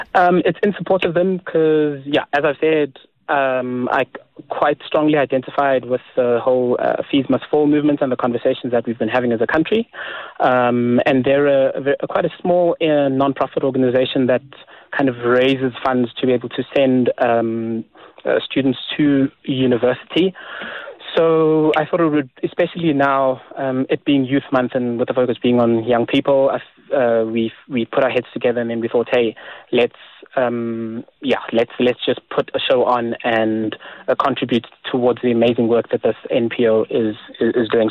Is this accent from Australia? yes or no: no; South Africa; I'm still South African